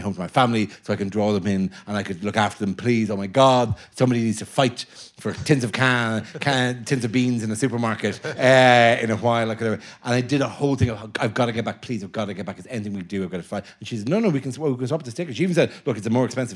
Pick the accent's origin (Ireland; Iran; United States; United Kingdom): Ireland; I'm Irish